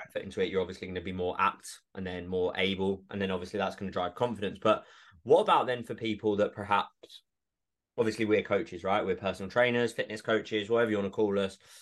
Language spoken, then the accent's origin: English; Essex, East of England, United Kingdom; moved away; also born or lived in Edinburgh; I grew up in Essex